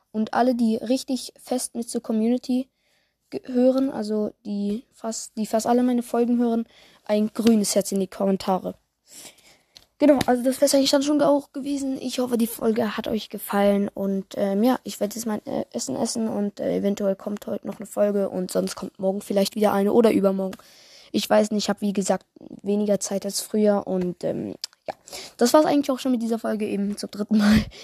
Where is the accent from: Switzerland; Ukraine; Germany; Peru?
Switzerland; Äh, ja, okay, ich komme aus der Schweiz, deswegen vielleicht ist das ein bisschen anders.